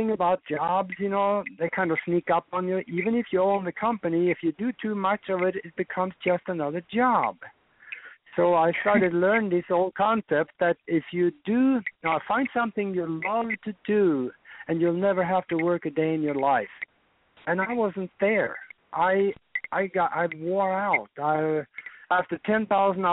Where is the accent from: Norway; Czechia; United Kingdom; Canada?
Norway; moved away as an adult; now in United States; I was born and raised over in Northern Europe in Norway. And I grew up there on a farm